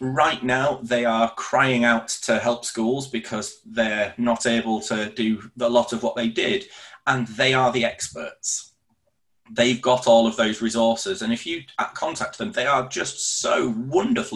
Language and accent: English; Leeds, Yorkshire and the Humber, United Kingdom; for me growing up in Leeds